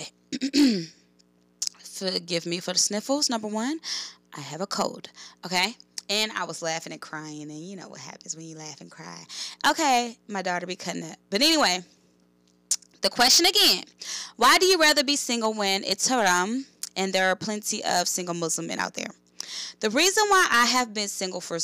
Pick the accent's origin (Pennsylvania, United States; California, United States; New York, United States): California, United States; Oakland; I grew up in West Oakland, California